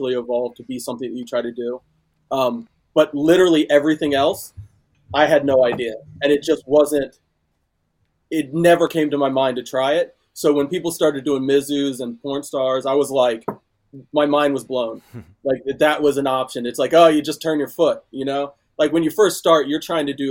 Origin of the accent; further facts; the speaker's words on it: Bel Air, Maryland, United States; also born or lived in Georgia; Grew up in Bel Air, Maryland